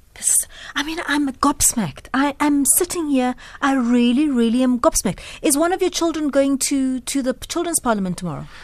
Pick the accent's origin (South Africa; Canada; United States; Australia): South Africa; a South African citizen